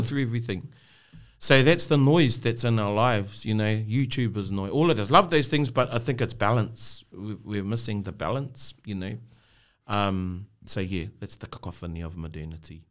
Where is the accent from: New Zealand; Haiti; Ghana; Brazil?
New Zealand; Rotorua, Bay of Plenty; I was born there and brought up there